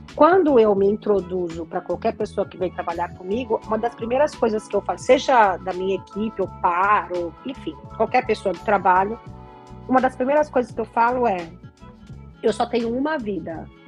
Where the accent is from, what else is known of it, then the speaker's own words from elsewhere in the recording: Brazil; moved away as an adult; eu não voltei para o Brasil